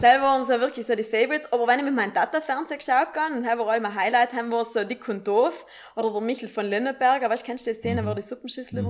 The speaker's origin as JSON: {"language": "German", "area": "South Tyrol", "region": "Trentino-Alto Adige", "country": "Italy", "said": "als Südtirolerin"}